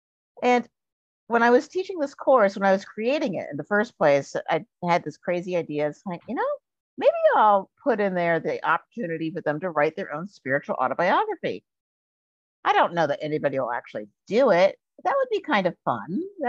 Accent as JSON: {"language": "English", "region": "Virginia", "country": "United States", "tie": "born there", "lives_now": "Minnesota, United States", "said": "But I'm actually a child of the South. I was born in Virginia, and we moved around an awful lot when I was growing up."}